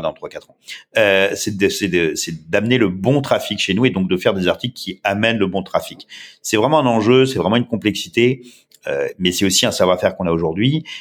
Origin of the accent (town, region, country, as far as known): France; accent: French